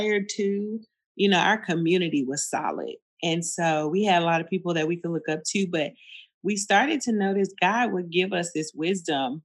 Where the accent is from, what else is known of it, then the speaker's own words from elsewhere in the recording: Fort Worth, Texas, United States; also born or lived in Austin; But I'm from Fort Worth, born and raised right here, which is where we currently live as well.